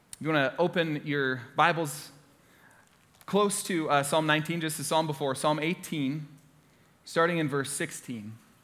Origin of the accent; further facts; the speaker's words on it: Orlando, Florida, United States; moved away; I grew up in Orlando, Florida, uh, lived there since I was in fourth grade, went to Florida State University. I'm a proud Floridian